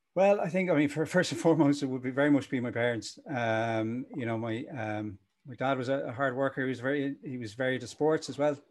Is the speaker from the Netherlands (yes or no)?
no; Dublin, Leinster, Ireland; also born or lived in Cork / Limerick / Belfast / United Kingdom; my parents actually moved up to Dublin when I was one. So I uh, I learned to crawl and drill in Cork, and then the rest was in Dublin